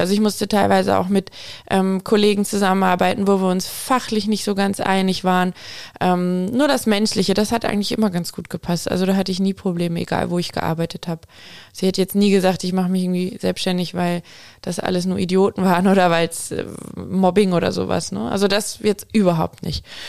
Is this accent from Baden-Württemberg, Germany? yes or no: yes; Aalen, Baden-Württemberg, Germany; also born or lived in Munich; Aalen ist meine Heimatstadt